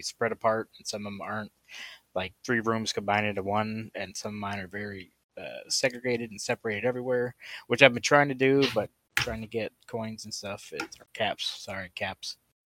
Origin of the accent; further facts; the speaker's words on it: Maryland, United States; I'm from Maryland